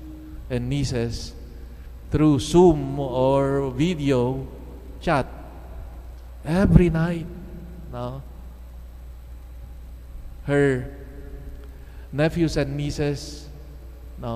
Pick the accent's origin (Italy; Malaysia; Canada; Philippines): Philippines; the beautiful culture that we have and traditions that we have as Filipino Christians